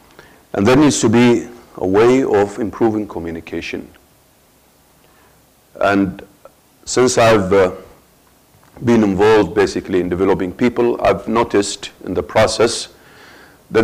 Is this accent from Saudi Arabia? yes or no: yes; Dammam, Eastern Province, Saudi Arabia; also born or lived in Muharraq, Bahrain; we came back to Saudi Arabia, my hometown, which is Dammam